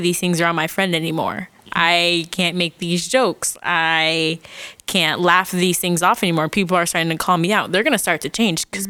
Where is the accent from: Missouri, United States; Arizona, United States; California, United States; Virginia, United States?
Arizona, United States; Phoenix; I'm from Phoenix, Arizona